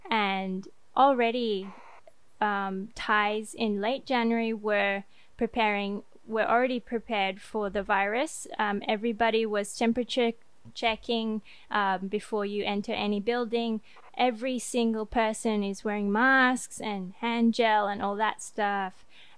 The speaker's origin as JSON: {"language": "English", "country": "France", "tie": "born or raised there", "said": "brought it back to my hometown in France"}